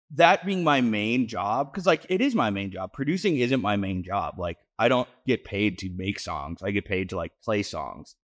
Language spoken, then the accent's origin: English; Denver, Colorado, United States; also born or lived in New England; I grew up in Denver